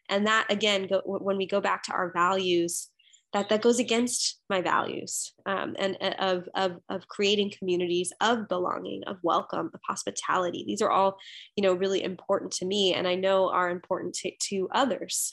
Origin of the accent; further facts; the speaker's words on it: United States; I come from a Sri Lankan Catholic background. and, and I was born and raised here in the United States